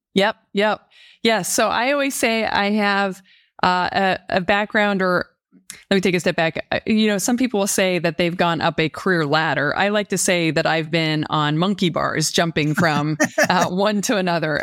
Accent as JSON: {"language": "English", "town": "Denver", "region": "Colorado", "country": "United States", "tie": "born or raised there", "also_born_or_lived": "Nashville, Tennessee", "moved": "as an adult", "lives_now": "Michigan, United States", "said": "I grew up in Denver, Colorado"}